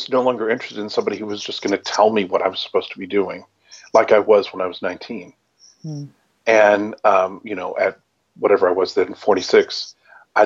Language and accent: English; Lubbock, Texas, United States; I grew up in Lubbock, Texas